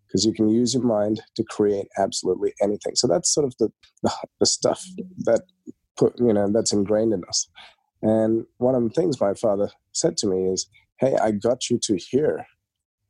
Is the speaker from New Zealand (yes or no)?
no; Australia; also born or lived in India; when we were growing up, so we moved to Australia in 1991